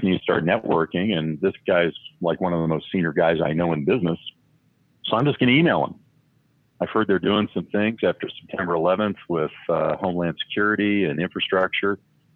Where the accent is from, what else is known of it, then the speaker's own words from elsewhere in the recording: Colorado, United States; moved away as an adult; also born or lived in San Diego; I grew up in Colorado, but had been stationed out in Miramar